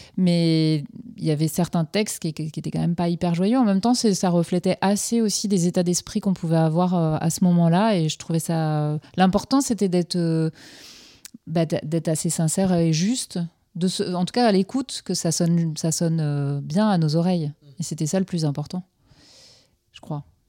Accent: Finistère, Brittany, France; je suis originaire du Finistère, donc proche de, de la mer

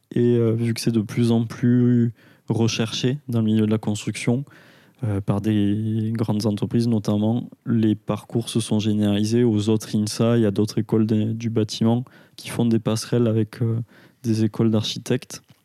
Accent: Aveyron, Occitania, France; now in Toulouse, France; je suis originaire d'Aveyron, donc j'ai grandi à la campagne jusqu'à mes 18 ans et j'ai commencé les études à, Toulouse.

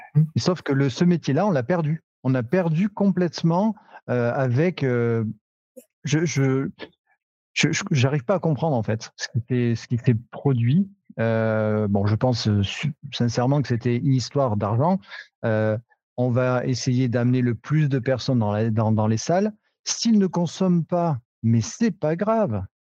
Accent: Cantal, Auvergne-Rhône-Alpes, France; chez nous, dans le Cantal

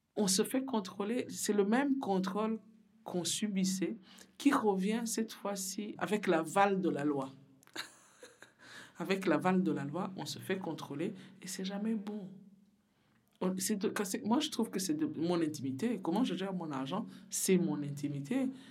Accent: Burundi; now in Belgium; je viens d'Afrique, je viens du Burundi. Je, suis arrivée en Belgique en fuyant la guerre chez moi.

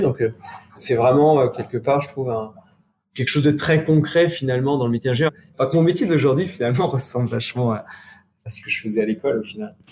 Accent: Charentes, Nouvelle-Aquitaine, France; Je suis originaire des Charentes, mais habitant assez loin de la mer

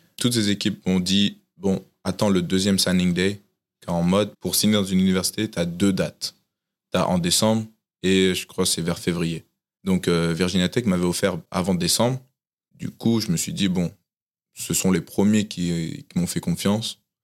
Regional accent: Tours, Centre-Val de Loire, France; moved away as an adult; now in United States; je suis né à Tours et du coup, j'ai grandi à Tours

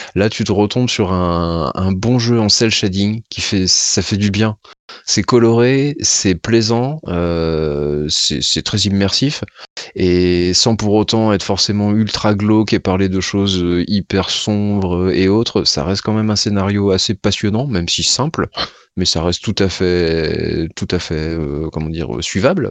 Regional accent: the West, western France, France; je suis habitant de l'Ouest

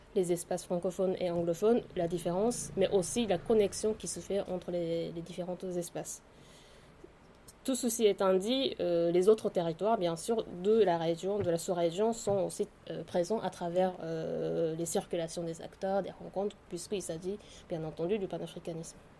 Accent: Japan; French is a second language; moved away as an adult; also born or lived in Tokyo / Paris; je suis née et grandie au Japon

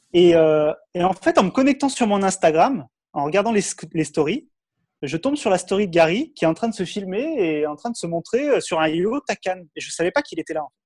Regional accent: France; j'ai 35 ans, je suis français

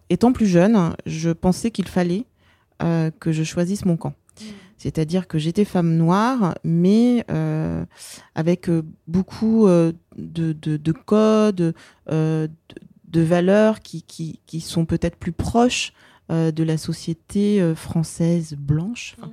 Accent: France; Ma mère est née dans un pays colonisé. Elle a grandi dans un pays colonisé. Et euh, bah, finalement, si moi je suis euh, née en France et, j'ai grandi en France

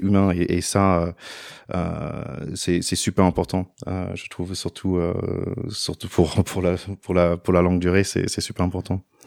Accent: United States; French is a second language; moved away as an adult; also born or lived in Paris, France / Haut-Doubs, France; now in France; j'ai grandi aux États-Unis

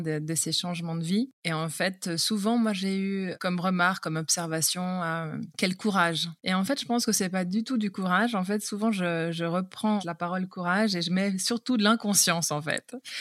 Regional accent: Geneva, Switzerland; moved away as an adult; also born or lived in Vaud, Switzerland; now in Marche, Italy; je viens de la Suisse

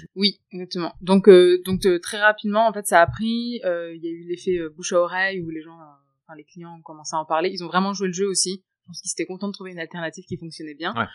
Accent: France; now in Shanghai, China; je suis française et d'origine indienne

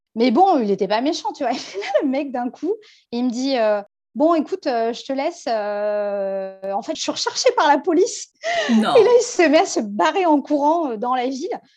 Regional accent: France

